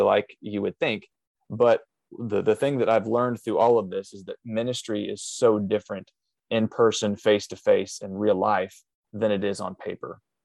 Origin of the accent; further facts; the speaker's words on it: Southern Illinois, United States; I grew up in Southern Illinois, um, doing lots of just uh, farm style work